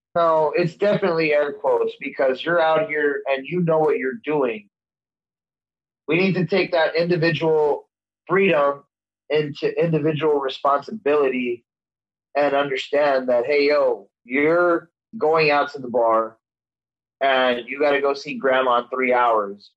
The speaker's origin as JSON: {"language": "English", "town": "El Paso", "region": "Texas", "country": "United States", "tie": "born or raised there", "said": "my hometown of El Paso, Texas"}